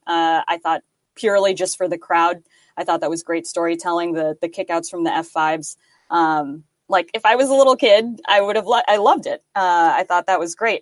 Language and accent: English; United States; as an American fan